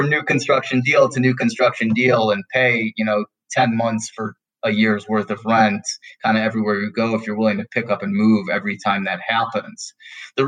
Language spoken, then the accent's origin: English; Detroit, Michigan, United States; moved away as an adult; now in Denver, United States; my hometown market of Detroit